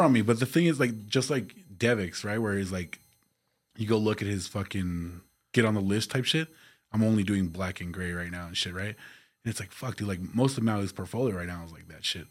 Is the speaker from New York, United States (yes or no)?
no; El Paso, Texas, United States; The Northeast